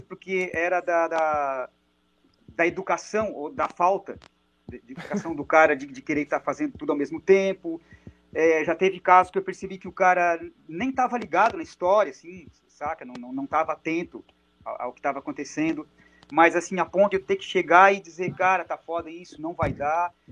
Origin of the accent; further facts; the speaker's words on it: Araranguá, Santa Catarina, Brazil; a minha cidade natal é uma cidade perto de, de Criciúma, a 30 quilômetros de Criciúma, chamada Araranguá.